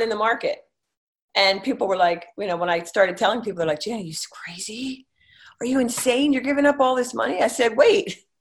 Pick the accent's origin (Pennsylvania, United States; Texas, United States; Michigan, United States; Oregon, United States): Pennsylvania, United States; King of Prussia; moved away as an adult; also born or lived in Northern Virginia; I was from Philadelphia area, a Philly suburb, King of Prussia